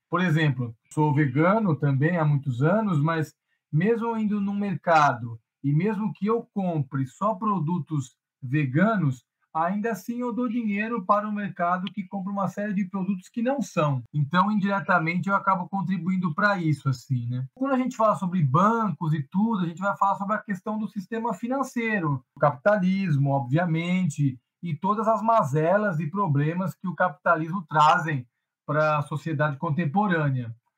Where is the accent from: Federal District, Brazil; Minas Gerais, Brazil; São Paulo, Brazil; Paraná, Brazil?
São Paulo, Brazil; Itanhaém; now in São Paulo, Brazil; Dos 5 aos 25 eu morei em Itanhaém, no litoral